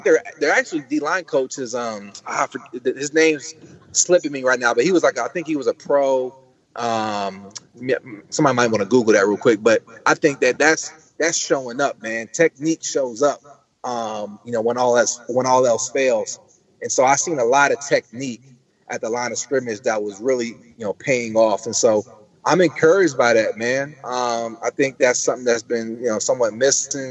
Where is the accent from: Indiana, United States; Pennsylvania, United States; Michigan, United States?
Pennsylvania, United States; Coatesville; moved away as an adult; also born or lived in Atlanta, Georgia / Nashville, Tennessee; I started back in my hometown of Coatesville.